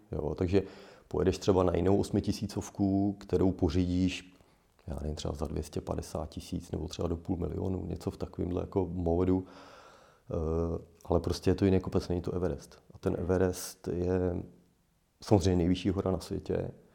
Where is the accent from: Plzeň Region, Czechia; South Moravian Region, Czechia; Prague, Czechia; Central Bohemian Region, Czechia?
Central Bohemian Region, Czechia; Poděbrady; pocházím z Poděbrat